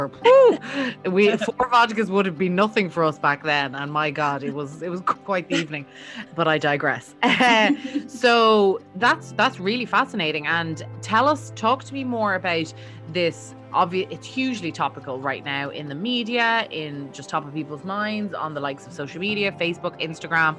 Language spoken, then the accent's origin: English; Ireland; now in United States; my home country of Ireland